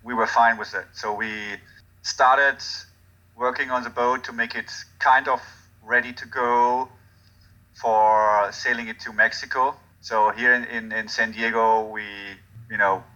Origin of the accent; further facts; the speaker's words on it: Hagen, North Rhine-Westphalia, Germany; English is a second language; moved away; I'm from Germany. Where in Germany? A little town called Dortmund. A little town called Hagen, right next to Dortmund